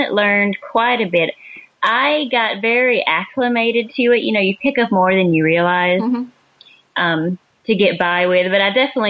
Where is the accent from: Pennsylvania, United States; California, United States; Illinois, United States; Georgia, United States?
Georgia, United States; southeast corner of; moved away as an adult; also born or lived in Maryland; now in Canada; We're both from Georgia.